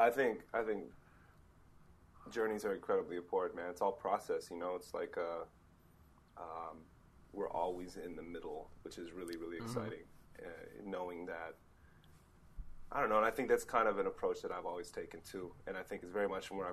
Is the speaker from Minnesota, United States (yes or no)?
yes; Minnesota, United States; also born or lived in Rochester, Minnesota / Twin Cities, Minnesota; now in Portland, United States; But yeah, I grew up in Minnesota, and I grew up in southeastern Minnesota. I was an only child, grew up with a single mother.